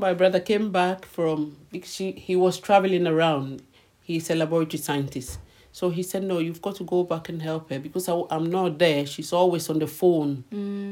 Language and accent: English; Ghana; moved away as an adult; now in London, United Kingdom; I've just come from Ghana